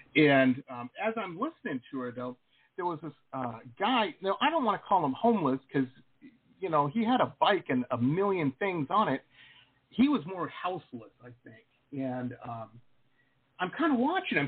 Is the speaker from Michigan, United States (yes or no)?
yes; Detroit, Michigan, United States; moved away; I grew up in Detroit